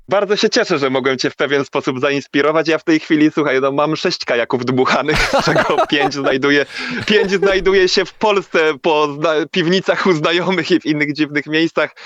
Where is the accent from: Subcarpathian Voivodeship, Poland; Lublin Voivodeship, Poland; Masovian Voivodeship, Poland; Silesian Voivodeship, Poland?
Silesian Voivodeship, Poland; Tychy; moved away as an adult; now in Tenerife, Spain; urodziłem się w Tychach i większość mojego życia spędziłem na osiedlu